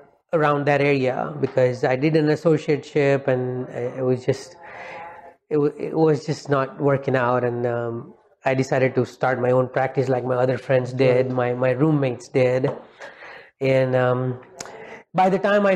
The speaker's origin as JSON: {"language": "English", "country": "India", "tie": "born or raised there", "moved": "as an adult", "lives_now": "United States", "said": "I was born and raised in India, and I finished my dental school back in India in 2001. In a city called Ahmedabad in Gujarat."}